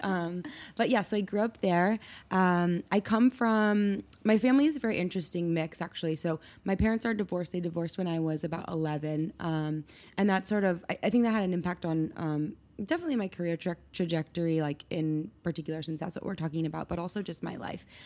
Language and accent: English; Steamboat Springs, Colorado, United States; now in New York, United States; I grew up in Colorado in a small town called Steamboat Springs